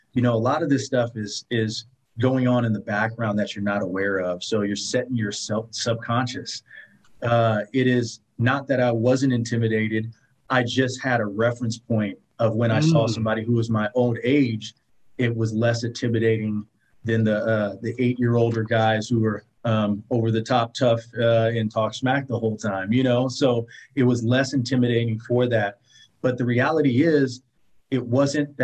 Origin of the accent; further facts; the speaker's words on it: Oakland, California, United States; I originated and born and raised in Oakland, California.